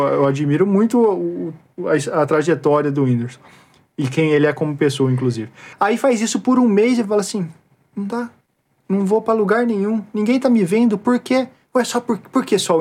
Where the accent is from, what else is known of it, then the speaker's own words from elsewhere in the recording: Brazil; eu sou brasileiro